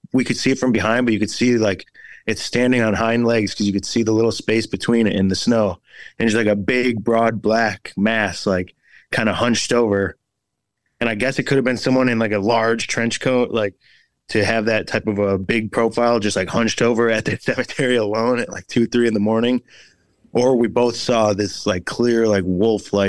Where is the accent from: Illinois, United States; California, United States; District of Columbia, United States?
Illinois, United States; Oak Forest; I'm from Illinois